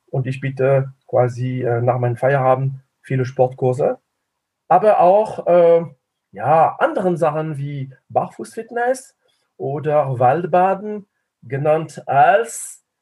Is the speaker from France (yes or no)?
yes; France; German is a second language; moved away as an adult; now in Tübingen, Germany; Äh, es klingt französisch und es ist auch französisch. Ich bin Franzose. Ich lebe seit äh, 35 Jahren demnächst äh, in Tübingen ich habe Tübingen nie verlassen.